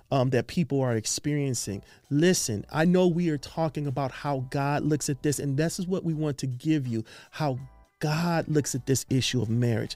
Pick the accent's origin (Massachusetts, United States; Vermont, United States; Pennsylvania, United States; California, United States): California, United States; Los Angeles; We're from Los Angeles, California.